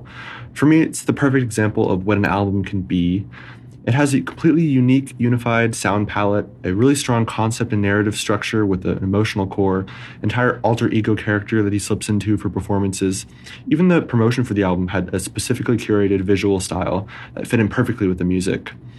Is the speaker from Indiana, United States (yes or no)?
no; Pennsylvania, United States; I'm from Pennsylvania.